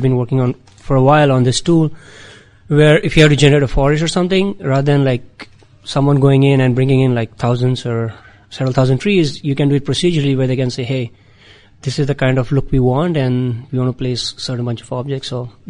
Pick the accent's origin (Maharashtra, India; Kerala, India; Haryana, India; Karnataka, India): Maharashtra, India; Mumbai; moved away as an adult; also born or lived in North Carolina; now in United States; I'm originally from Mumbai. That's where I did my undergrad in computer science, and then I did my master's at North Carolina State University.